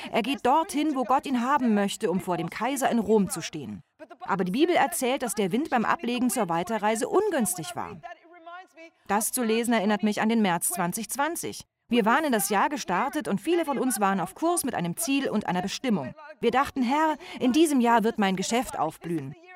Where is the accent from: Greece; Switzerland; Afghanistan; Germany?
Greece; Ich bin Griechin, aber ich denke gerne an Italien.